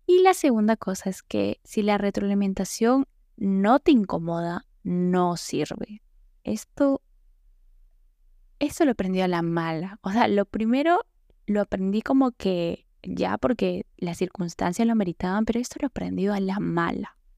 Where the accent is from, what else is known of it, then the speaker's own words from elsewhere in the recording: Mexico; escuchan es México. Entonces, no sé si me logren entender a veces algunos tecnicismos que hablamos acá en mi país.